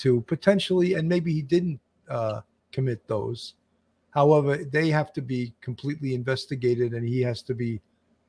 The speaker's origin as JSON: {"language": "English", "area": "Long Island", "region": "New York", "country": "United States", "tie": "born or raised there", "said": "I grew up on Long Island"}